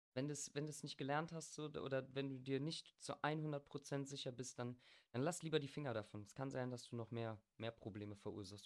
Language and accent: German; Bergisch Gladbach, North Rhine-Westphalia, Germany; ich komme aus Bergisch Gladbach, wo der Angelo ja eigentlich auch ursprünglich herkommt.